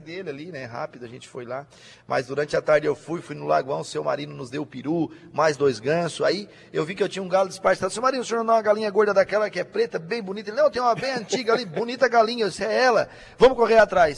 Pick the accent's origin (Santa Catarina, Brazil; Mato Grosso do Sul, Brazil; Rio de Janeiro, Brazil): Santa Catarina, Brazil; Balneário Arroio do Silva; eu sou do Arroio do Silva